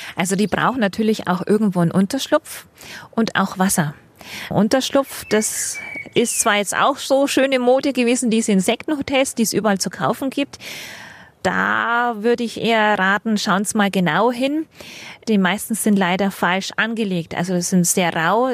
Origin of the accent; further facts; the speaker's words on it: Franconia, Bavaria, Germany; now in Munich, Germany; Bei uns in Frank, wo ich herkomme, mit dem, unserem sandigen Boden gab's keinen Giersch. Und wie ich hierher nach München komme